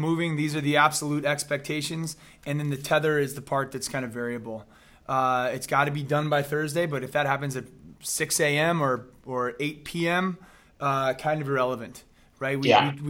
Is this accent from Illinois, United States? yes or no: yes; Chicago, Illinois, United States; I grew up in Chicago